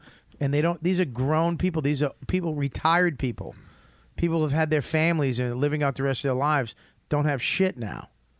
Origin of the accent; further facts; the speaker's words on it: United States; we're American.